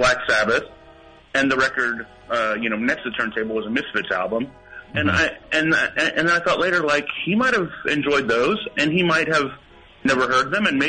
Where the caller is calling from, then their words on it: Indiana, United States; I'm calling from Indiana.